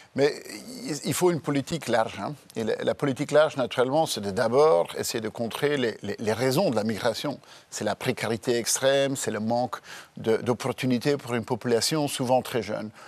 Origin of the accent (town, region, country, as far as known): Belgium